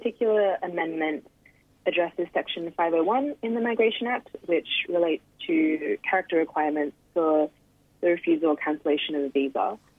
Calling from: New South Wales, Australia; Yeah, I'm joining from Darug Country, which is also known as Western City.

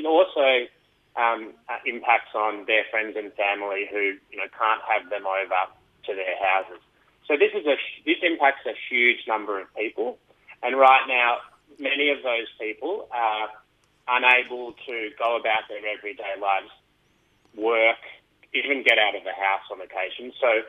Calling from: Tasmania, Australia

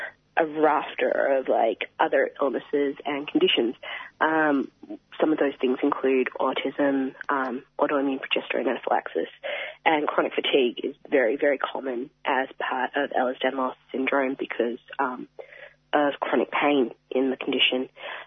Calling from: Wangaratta, Victoria, Australia; Sure. I'm speaking from Bangarang Land, Wangaratta, and I acknowledge the leaders past, present and future. From Bangarang Land, speaking from my living room.

